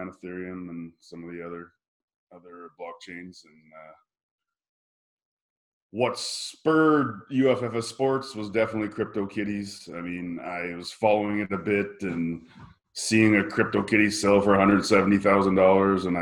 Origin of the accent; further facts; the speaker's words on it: Regina, Saskatchewan, Canada; I'm originally from Regina, Saskatchewan, Canada. So grew up on a farm there